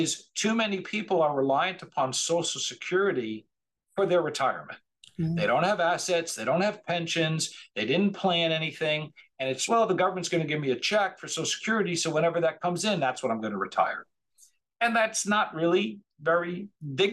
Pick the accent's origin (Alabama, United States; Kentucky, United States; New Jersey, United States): New Jersey, United States; near Rutgers, central; moved away as an adult; now in Delray Beach, United States; we were in central New Jersey. We grew up right outside of Rutgers.